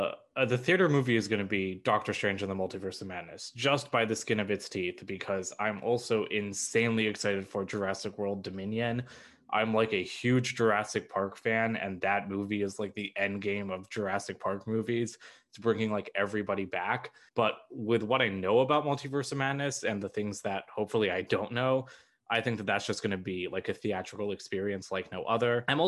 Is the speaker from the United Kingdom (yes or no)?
no; India; I'm Indian, and the things that I've been hearing about Miss Marvel make me very, very scared